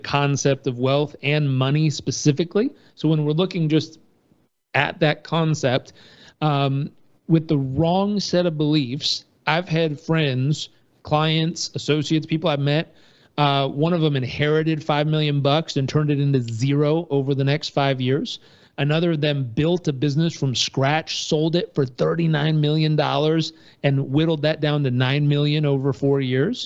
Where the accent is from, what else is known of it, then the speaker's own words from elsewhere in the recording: Southern California, United States; I grew up in Southern California with a hardworking dad and family.